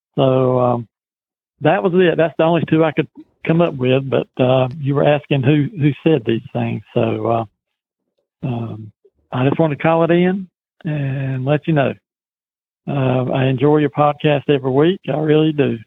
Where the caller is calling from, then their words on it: Clinton, North Carolina, United States; I'm calling from Clinton